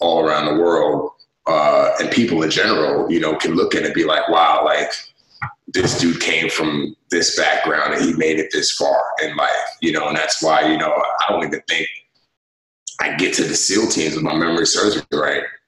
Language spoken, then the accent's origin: English; New York City, New York, United States; also born or lived in Nigeria; my entire life as a kid growing up in the Bronx, I never thought that I would make it out of the Bronx.